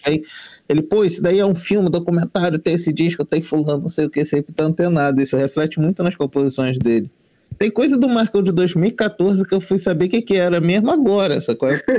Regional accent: Baixada Fluminense, Rio de Janeiro, Brazil; also born or lived in Japeri; mesmo eu estando sempre na Zona Norte, eu sou da Baixada

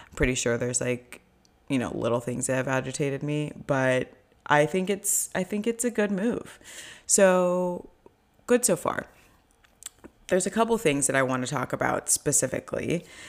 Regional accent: Orange County, California, United States; moved away as an adult; also born or lived in Los Angeles, United States; now in New York, United States; I grew up in Orange County

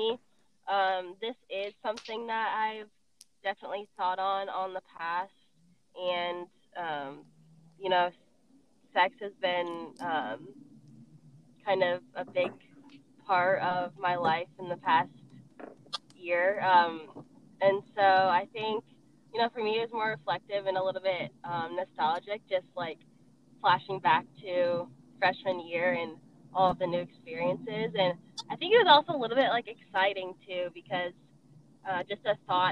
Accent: Iowa, United States; moved away as an adult; now in Georgia, United States; I'm from Iowa, actually, but I ended up in Georgia

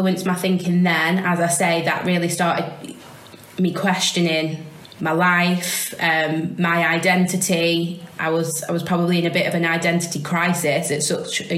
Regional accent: Sandbach, North West England, United Kingdom; me as a mixed race child growing up in Sandbach with brown skin

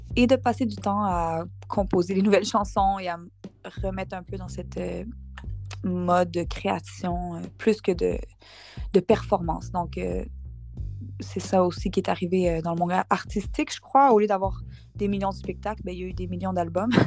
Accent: Montreal, Quebec, Canada; je suis née à Montréal, au Québec, au Canada

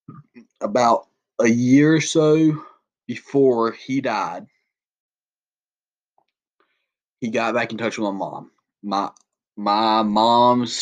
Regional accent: Southern, United States; accent: Southern; being obviously my accent

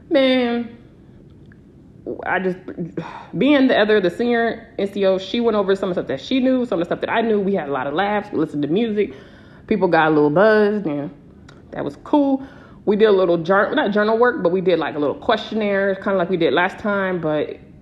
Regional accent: San Diego, California, United States; moved away as an adult; I'm from San Diego

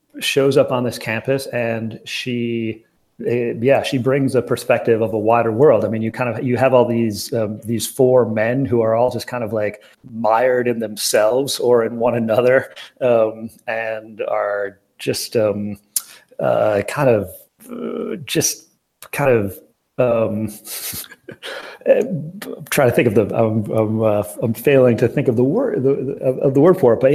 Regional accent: Racine, Wisconsin, United States; I grew up in Wisconsin, and the town that Racine, the city that I'm from

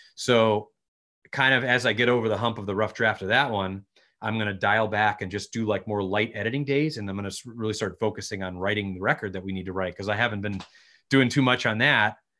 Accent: Connecticut, United States; we're from Connecticut, or we all were at the time. I'm still here

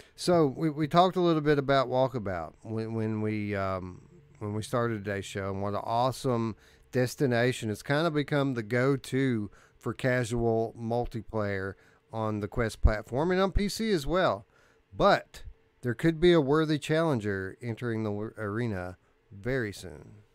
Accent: Kentucky, United States; I'm from South

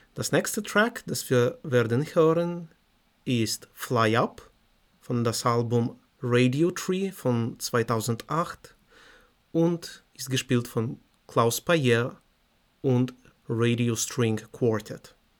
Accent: Moldova; German is a second language; moved away; ich komme aus Moldawien

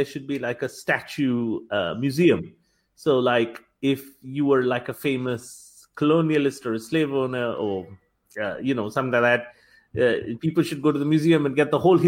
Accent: Kolkata, West Bengal, India; also born or lived in United Kingdom; Calcutta, which is my hometown

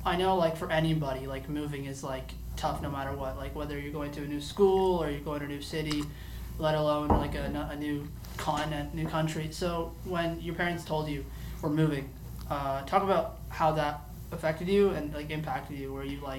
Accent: Toronto, Ontario, Canada; I grew up in North York in the neighborhood, like, a centralized, like, neighborhood.

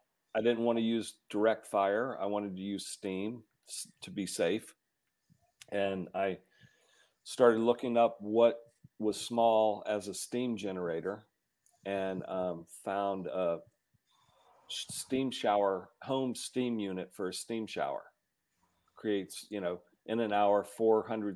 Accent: Georgia, United States; now in Colorado, United States; I'm from Georgia.

